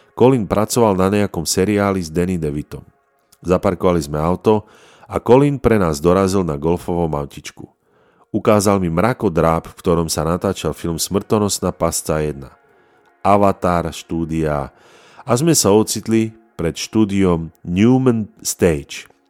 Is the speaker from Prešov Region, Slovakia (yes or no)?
yes; Prešov, Prešov Region, Slovakia; narodil som sa v Prešove